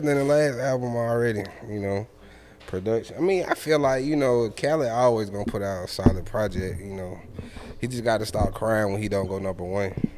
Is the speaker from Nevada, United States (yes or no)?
no; Atlanta, Georgia, United States; all of us from Atlanta